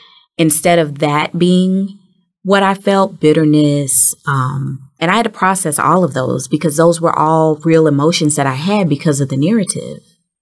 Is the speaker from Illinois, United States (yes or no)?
no; Memphis, Tennessee, United States; born there; And, you know, remember I told you I was born in Memphis.